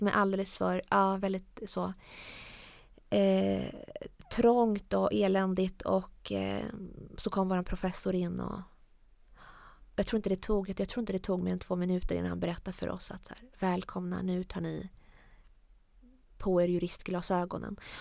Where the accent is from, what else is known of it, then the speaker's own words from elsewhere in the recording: Jönköping, Jönköping County, Sweden; also born or lived in Piteå / Iran; Vi flyttade från Piteå där när jag var runt 9-10 och hamnade i Jönköping